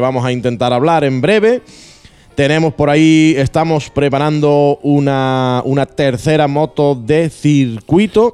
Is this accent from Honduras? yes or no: no; Andalusia, Spain; Somos andaluces